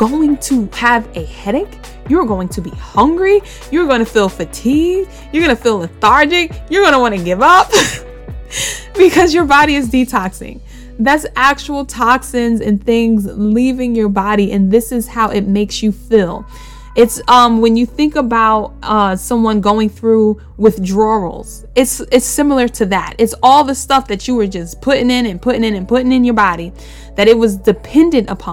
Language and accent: English; New York City, New York, United States; I'm from Bushwick. So I grew up around a bunch of Dominicans and Puerto Ricans